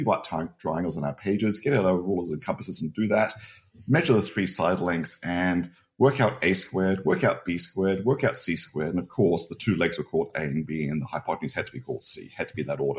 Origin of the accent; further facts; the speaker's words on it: Adelaide, South Australia, Australia; now in Phoenix, United States; I grew up in Australia, grew up in Adelaide